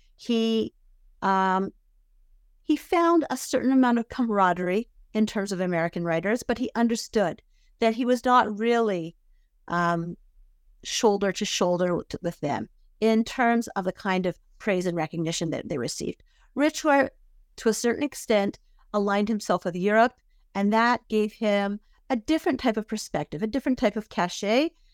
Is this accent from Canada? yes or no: yes; Vancouver, British Columbia, Canada; now in Israel; I grew up in Vancouver, British Columbia